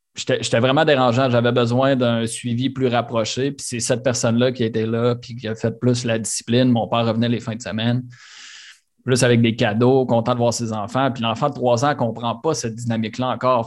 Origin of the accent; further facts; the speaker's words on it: Quebec City, Quebec, Canada; also born or lived in Sainte-Brigitte-de-Laval; On a grandi euh, deux, trois rues, une à côté de l'autre, sur le plateau à Charlebourg